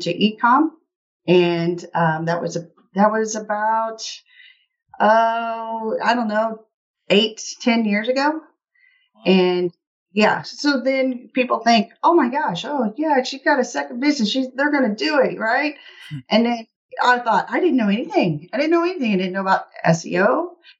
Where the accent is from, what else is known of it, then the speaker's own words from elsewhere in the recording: Middle Missouri, United States; I am from Middle Missouri, you know, in the heartland of the U.S.